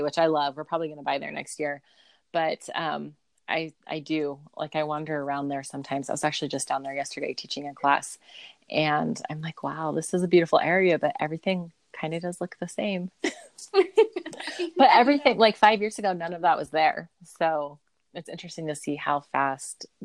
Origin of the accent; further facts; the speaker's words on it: Alaska, United States; moved away as an adult; also born or lived in Ohio; now in Utah, United States; I grew up in Alaska